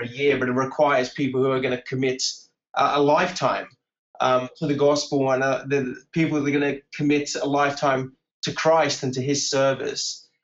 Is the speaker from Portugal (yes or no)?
yes; Portugal; accent: British; first language English; moved away; also born or lived in Bournemouth, England; I grew up in Portugal